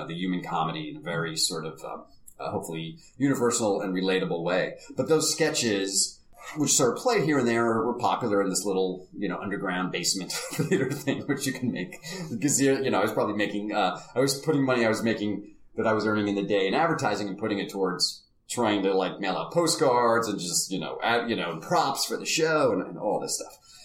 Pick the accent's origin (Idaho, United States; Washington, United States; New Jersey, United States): New Jersey, United States; I grew up in New Jersey